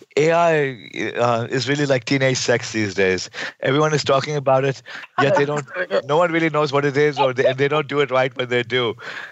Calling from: California, United States; I'm calling in from Silicon Valley. I'm now at Carnegie Mellon University in Silicon Valley.

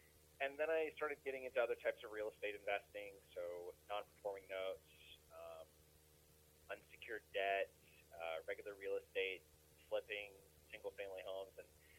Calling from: Rocky Mountain, Colorado, United States; I am calling from Rocky Mountain, Colorado.

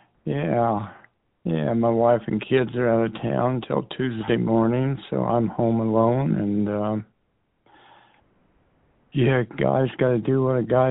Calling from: San Diego, California, United States; Yeah, San Diego.

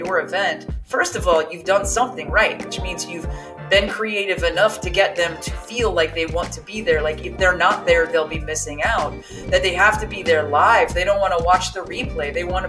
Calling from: California, United States; I am joining you from my living room with my plants behind me as they do in the window in just north of San Francisco in Marin County in California.

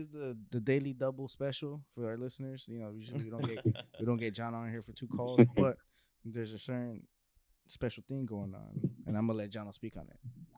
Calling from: Mexico; like, yo, we're calling in from Mexico.

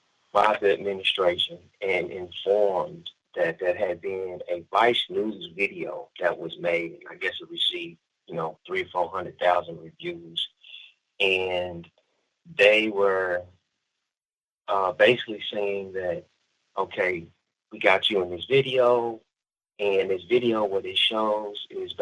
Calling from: California, United States; I am the founder of the United Black Family Scholarship Foundation, and I'm calling you from Solano State Prison in Northern California.

